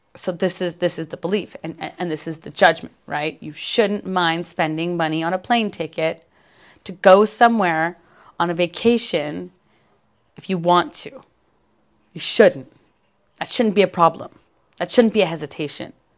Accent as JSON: {"language": "English", "country": "Canada", "said": "I'm a Canadian"}